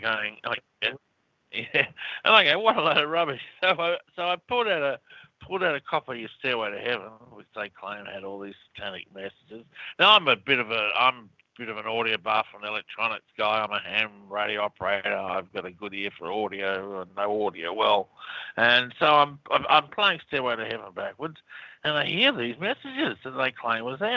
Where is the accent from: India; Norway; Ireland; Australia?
Australia; moved away as an adult; also born or lived in United States; Australia, which is obviously where I'm from, but as you can tell by my accent.